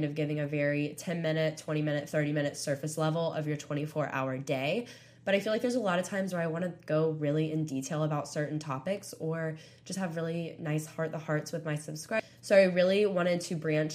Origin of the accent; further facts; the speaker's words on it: Panama City Beach, Florida, United States; moved away as an adult; now in Tuscaloosa, United States; I'm from Panama City Beach, Florida